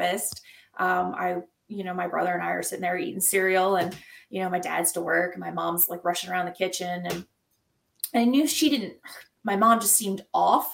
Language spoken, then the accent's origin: English; Jackson, Mississippi, United States; accent: Southern; now in Indiana, United States; I grew up in Jackson, Mississippi, or just outside of Jackson. And so I am a Southern girl by heart. and I can go right back into my accent like